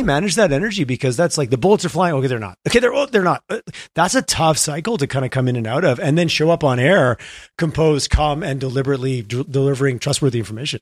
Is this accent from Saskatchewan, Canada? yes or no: no; Montreal, Quebec, Canada; moved away as an adult; now in Alberta, Canada; I'm from Montreal. It's a cool place to be from